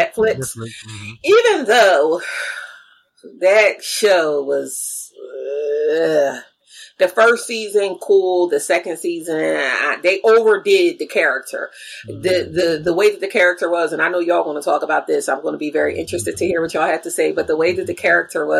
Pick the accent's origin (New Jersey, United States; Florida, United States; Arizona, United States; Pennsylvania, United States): New Jersey, United States; near Philadelphia; I'm from New Jersey. Right. You know, I'm familiar with people from New York, even though like where I'm from is down closer to Philly, not like up in North Jersey, closer to New York